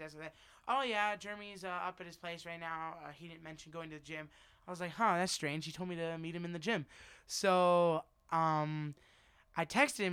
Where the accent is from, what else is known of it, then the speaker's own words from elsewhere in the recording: Las Vegas, Nevada, United States; also born or lived in New Jersey; We moved out here when I was one